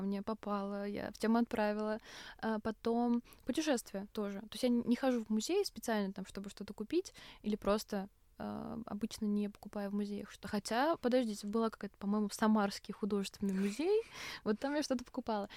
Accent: Russia; я из России

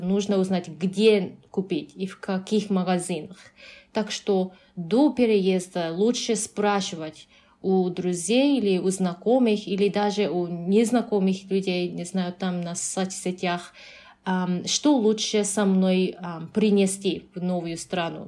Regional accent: Japan; Russian is a second language; also born or lived in Canada; now in Uzbekistan

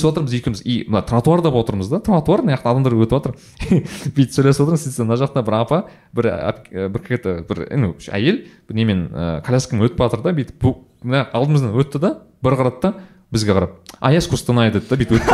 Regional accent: Kazakhstan; now in Netherlands; сөйтсем мен де қазақпын ғой дейді

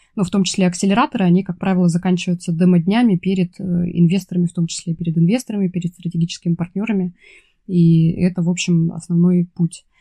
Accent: Russian Far East, Russia; на Дальнем Востоке, откуда я родом

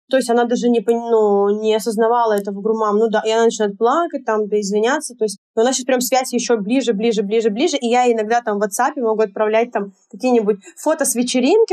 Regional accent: Yekaterinburg, Sverdlovsk Oblast, Russia; moved away as an adult; also born or lived in Sochi; Затем я переезжаю в Сочи, у меня там такой момент жизни, я переезжаю туда на таком поиске себя опять в очередной раз. Вот я там оставила все в Екатеринбурге

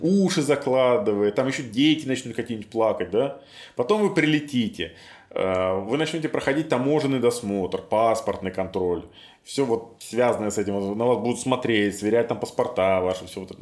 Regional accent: Minsk, Belarus; Я вырос на Ангарской, в северном поселке

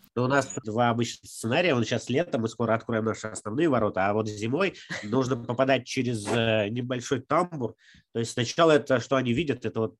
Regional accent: Sharkan, Udmurtia, Russia; now in Izhevsk, Russia; я, например, родился в Шаркане, это де- деревня недалеко от Ижевска

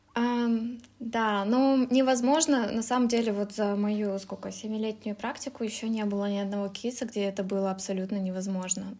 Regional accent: Kazakhstan; moved away as an adult; also born or lived in Russia; now in Germany; я э, сама родом из Казахстана, уехала в Россию учиться на международные отношения

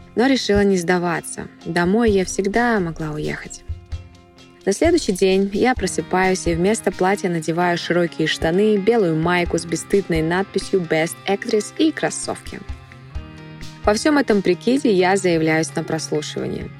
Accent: Almaty, Kazakhstan; я из Казахстана.

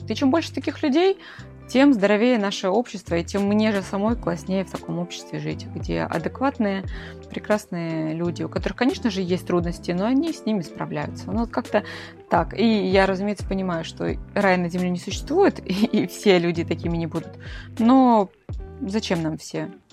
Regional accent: Krasnodar, Krasnodar Krai, Russia; Я из Краснодара

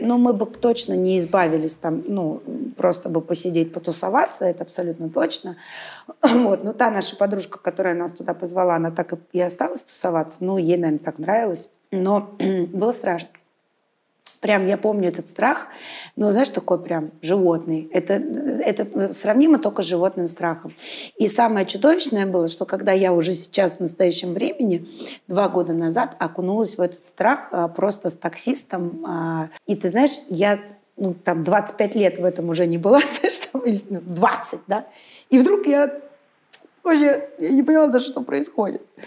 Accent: Saint Petersburg, Russia; я питерская

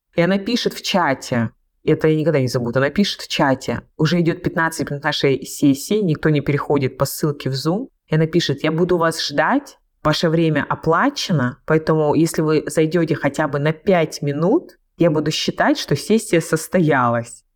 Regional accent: Krasnodar Krai, Russia; я родом с Кубани

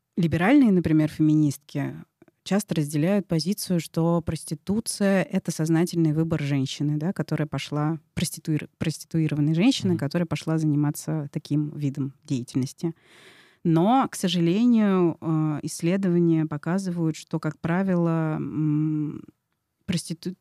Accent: Moscow, Russia; как я, москвичка э, привилегированная

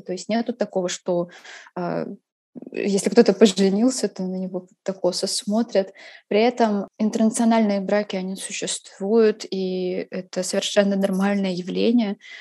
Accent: Khakassia, Russia; now in Paris, France; Вот я из Хакасии, И там своя культура, свой язык, свои обычаи

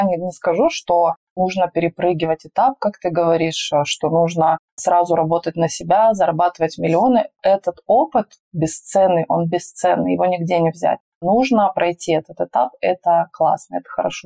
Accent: Magnitogorsk, Chelyabinsk Oblast, Russia; moved away as an adult; also born or lived in Sochi; Я стала пиарщиком на горнолыжном курорте у себя на Урале. Я родилась в Магнитогорске, Челябинская область

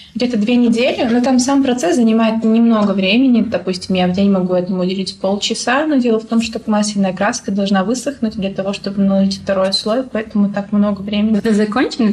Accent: Dolinsky, Chechnya, Russia; also born or lived in Grozny; я вообще выросла в селе в Чеченском.

